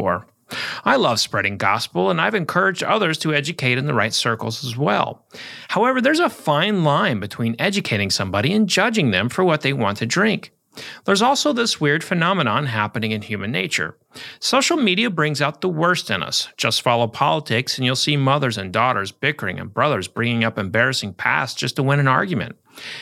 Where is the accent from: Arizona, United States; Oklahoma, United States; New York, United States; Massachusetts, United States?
Oklahoma, United States; moved away; at the Oklahoma Book Festival, where I'll talk about my latest books in my home state